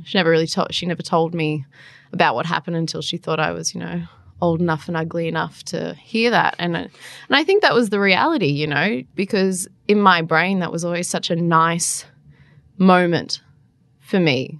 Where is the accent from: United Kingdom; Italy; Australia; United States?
Australia; Central Coast, New South Wales; moved away as an adult; also born or lived in Darwin; now in Canberra, Australia; I spent most of my life growing up on the central coast